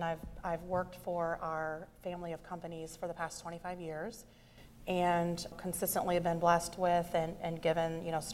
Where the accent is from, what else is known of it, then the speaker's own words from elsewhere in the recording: Fredericktown, Ohio, United States; I grew up in Fredericktown, Ohio, which is a small town